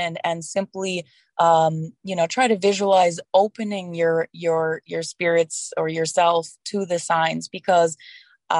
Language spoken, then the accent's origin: English; Wisconsin, United States; also born or lived in Colorado; now in Illinois, United States; I was born and raised in Wisconsin